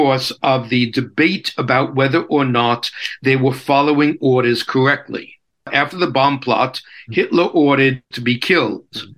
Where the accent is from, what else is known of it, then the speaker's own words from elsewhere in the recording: New York, United States; now in Canada; I am from Brooklyn, New York